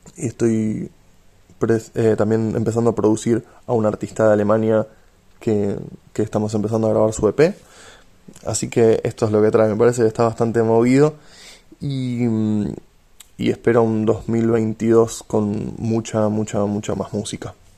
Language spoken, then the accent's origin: Spanish; Tigre, Buenos Aires Province, Argentina; also born or lived in Aarhus, Denmark; Tigre, que es donde crecí, en López Camelo Tigre